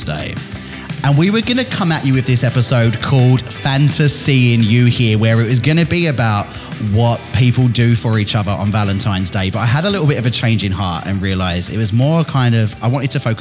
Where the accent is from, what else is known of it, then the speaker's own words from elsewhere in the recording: Billericay, East of England, United Kingdom; I'm from Billericay